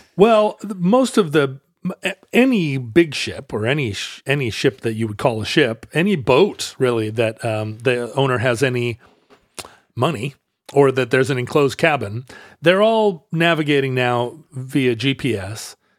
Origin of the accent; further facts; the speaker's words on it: the Northwest, Pacific Northwest, United States; growing up in the Northwest